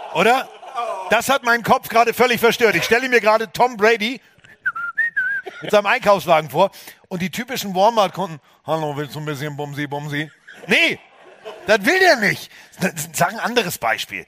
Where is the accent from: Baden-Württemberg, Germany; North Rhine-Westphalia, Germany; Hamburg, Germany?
Hamburg, Germany; Als Hamburger